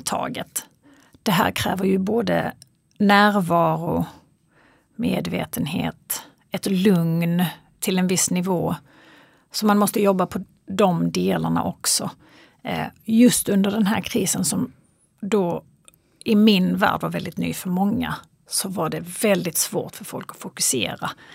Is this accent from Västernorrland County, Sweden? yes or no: no; Kristianstad, Skåne, Sweden; moved away as an adult; also born or lived in Los Angeles, United States; now in Stockholm, Sweden; jag är född och uppvuxen i Kristianstad